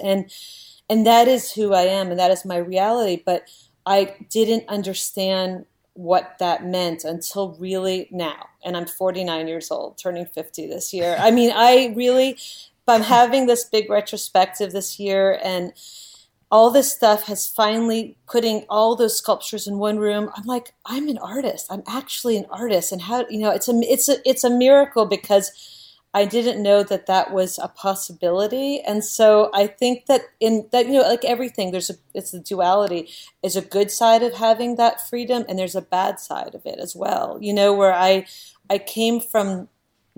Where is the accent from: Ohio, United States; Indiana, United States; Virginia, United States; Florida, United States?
Florida, United States; Miami; born or raised there; also born or lived in Navajo Reservation; now in New York City, United States